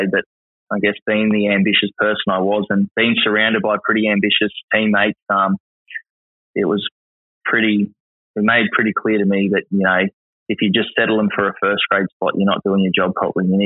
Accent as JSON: {"language": "English", "region": "Queensland", "country": "Australia", "said": "I'm from Queensland."}